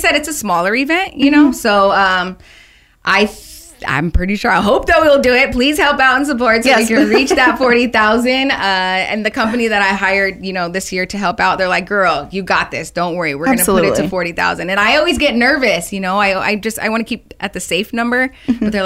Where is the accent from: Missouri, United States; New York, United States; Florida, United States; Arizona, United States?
Arizona, United States; Phoenix; This is my hometown, and mm-hmm. I love being from Phoenix, Arizona. I originally grew up in the West Valley.